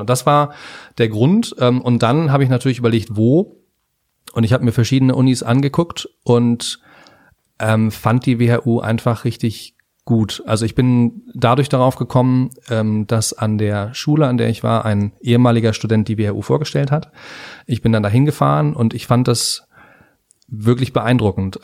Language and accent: German; Hamburg, Germany; also born or lived in Henstedt-Ulzburg; now in Berlin, Germany; also ich bin geboren in, äh, in Hamburg in Hennstedt-Ulzburg genau genommen. Das ist ja nicht ganz Hamburg, aber bin dann aufgewachsen in Hamburg